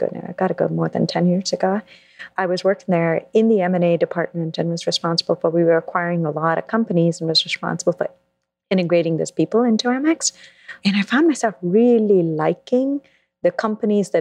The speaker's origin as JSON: {"language": "English", "town": "Mumbai", "region": "Maharashtra", "country": "India", "tie": "born or raised there", "also_born_or_lived": "London, United Kingdom", "moved": "as an adult", "lives_now": "New York, United States", "said": "I grew up in India, in Mumbai, and then I moved to London for college"}